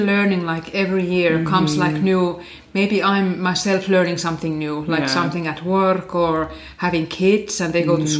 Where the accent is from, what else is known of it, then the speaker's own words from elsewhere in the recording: Finland; English is a second language; moved away as an adult; also born or lived in Reykjavik, Iceland; now in Ísafjörður, Iceland; quiet and stupid girl from Finland